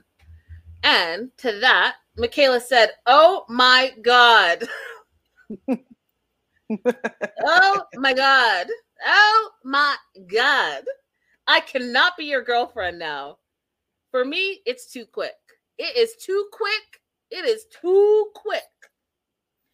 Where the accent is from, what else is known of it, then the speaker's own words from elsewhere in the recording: Canada; I am Canadian